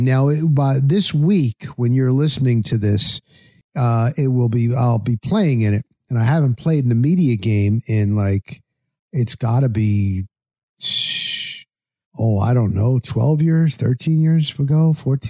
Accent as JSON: {"language": "English", "region": "New Jersey", "country": "United States", "tie": "born or raised there", "said": "I grew up in New Jersey"}